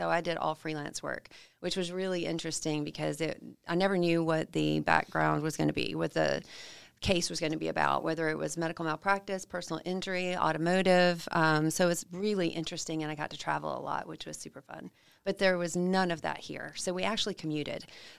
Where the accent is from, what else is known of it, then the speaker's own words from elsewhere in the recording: Huntsville, Alabama, United States; Alabama. I was from Huntsville